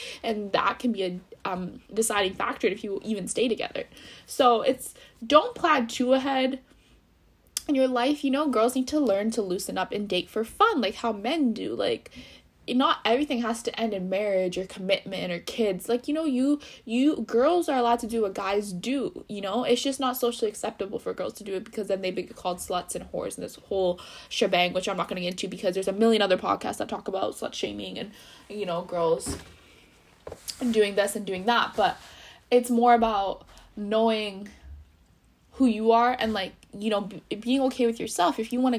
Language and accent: English; India; And especially I'm Indian, being Indian, it's really hard, because your parents don't want you with the bad guy.